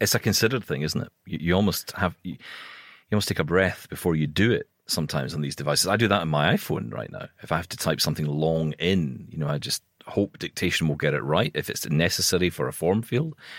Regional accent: Scotland, United Kingdom; I'm Scottish

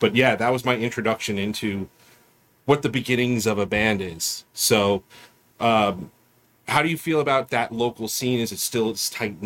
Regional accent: New York, United States; we're from New York

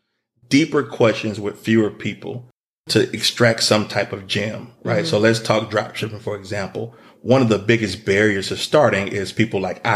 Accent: the South, United States; you know, we're from the South. We drink lemonade and sweet tea.

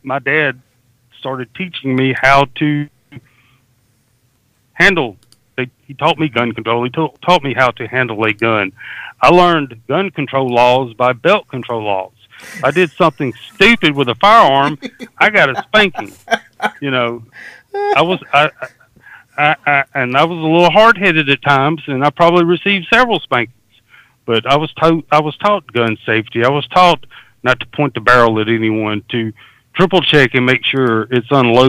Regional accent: Deep South, United States; I grew up in the Deep South, and hunting was and still is a way of life.

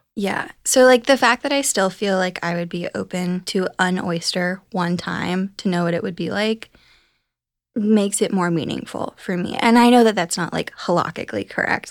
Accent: Ohio, United States; now in New York, United States; I'm from Ohio

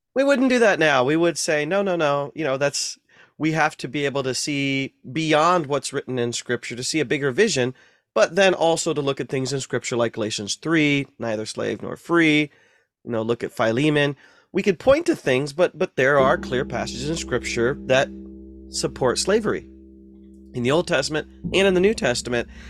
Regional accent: North Central Ohio, United States; I grew up in Ohio, North Central Ohio

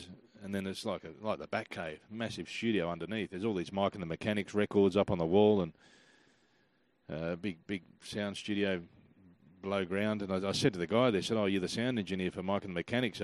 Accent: Adelaide, South Australia, Australia; also born or lived in Los Angeles, United States; now in Sydney, Australia; I'm originally from Adelaide, but I couldn't live in Adelaide

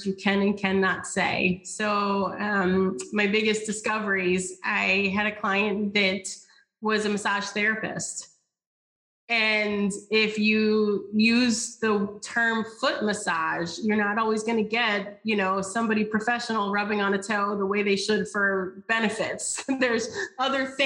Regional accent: the South, United States; I am from the South. I say y'all often

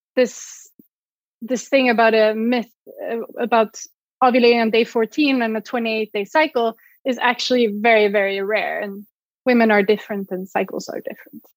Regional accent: Sweden; English is a second language; moved away as an adult; also born or lived in Switzerland; I'm originally from Sweden. You might hear my accent.

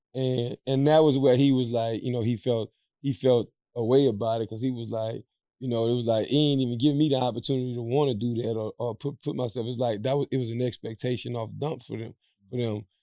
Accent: Louisiana, United States; We come from the, we come from the South. We come from Louisiana

